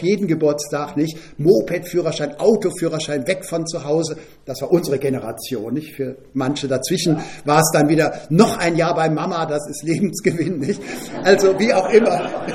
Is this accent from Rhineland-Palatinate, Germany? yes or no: yes; Bad Ems, Rhineland-Palatinate, Germany; Groß geworden in Bad Ems bin ich mit meinem Bruder zusammen bis zum Abi in ein Doppelzimmer